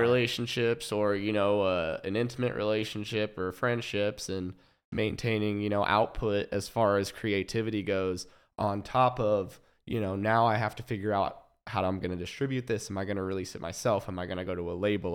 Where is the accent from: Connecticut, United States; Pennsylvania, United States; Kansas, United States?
Kansas, United States; Overland Park; I was born in Kansas City, Missouri, um, and then grew up in Overland Park, Kansas